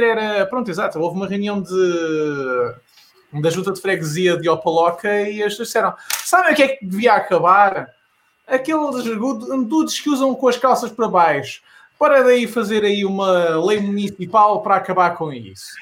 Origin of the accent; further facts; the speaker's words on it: Missouri, United States; eu sou do estado de Missouri, que é esta bandeirinha que está aqui atrás